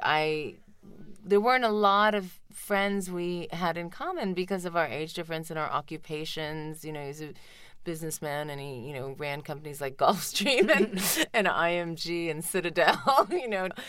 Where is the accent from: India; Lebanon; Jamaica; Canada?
India; moved away; in spite of all the time I spent in, in India, I really didn't go to school in Tamil. Even in, in India, I went to Saint Michael's Academy